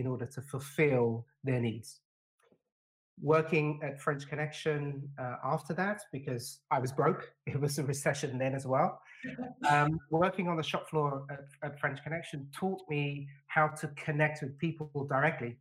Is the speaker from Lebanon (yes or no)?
no; London, United Kingdom; When I was a kid, when I was a teenager growing up in London, I was stopped by the police on numerous occasions